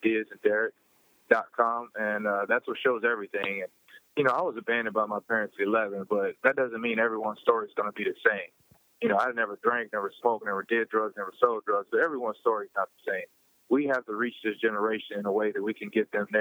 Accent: Louisville, Kentucky, United States; my hometown, Louisville, Kentucky

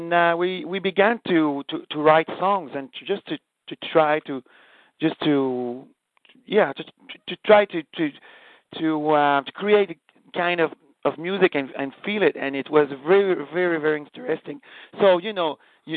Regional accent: Canada; we are French Canadian

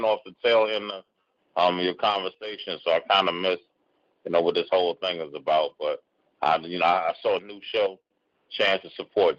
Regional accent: Cleveland, Ohio, United States; also born or lived in Washington, D.C.; I was born in D.C. I was brought up in Cleveland, though, and when I moved to Cleveland, the area that I was in was, you know, predominantly a white area that didn't like black people.

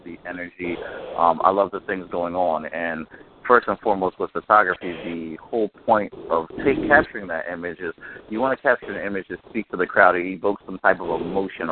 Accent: Philadelphia, Pennsylvania, United States; also born or lived in East Norriton, Pennsylvania; I'm a Philly boy, born and raised in the Mount Airy section of Philadelphia.

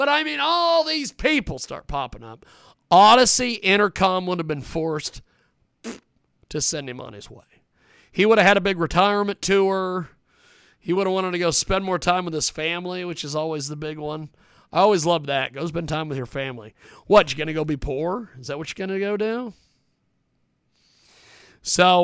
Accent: Kansas, United States; I was from Kansas

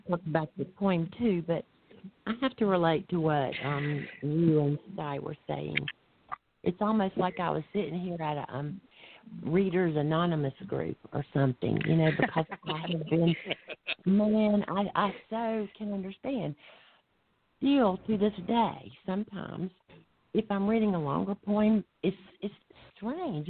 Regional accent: the South, United States; I'm from the South, too

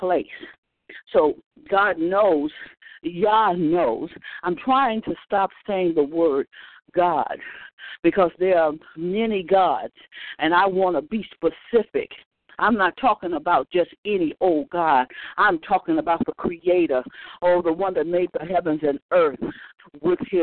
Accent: the South, United States; when we were growing up in the South

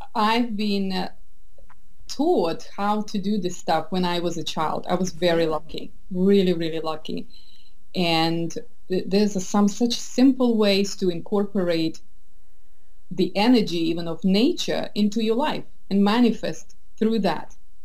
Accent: Russia; I'm from Soviet Russia, that's where I grew up.

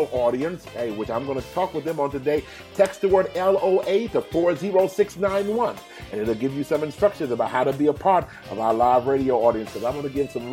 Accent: Houston, Texas, United States; Houston, my hometown

